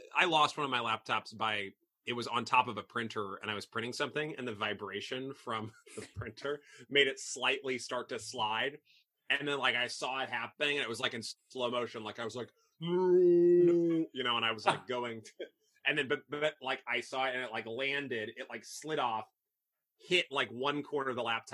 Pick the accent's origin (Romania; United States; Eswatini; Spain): United States; Belleville, Illinois; moved away as an adult; also born or lived in Boston / France / Italy; now in Chicago, United States; I grew up there. So Southern Illinois. I'm a Southern Illinois boy.